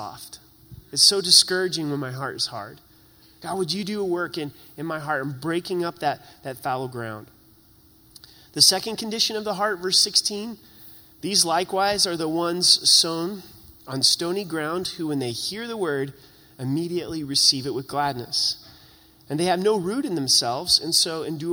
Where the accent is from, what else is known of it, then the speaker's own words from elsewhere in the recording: Southern Oregon, United States; now in Colorado, United States; I grew up in Southern Oregon.